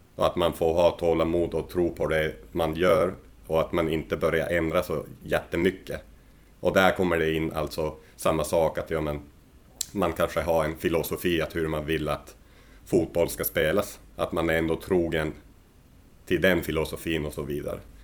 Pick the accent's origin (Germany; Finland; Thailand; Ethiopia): Finland; Rovaniemi, Lapland; moved away as an adult; also born or lived in Helsinki / Pori / Skellefteå / Oulu; now in Sweden; jag är ju född i Rovaniemi i norra Finland. Och sen eh, där bodde jag ju tills jag vart 18.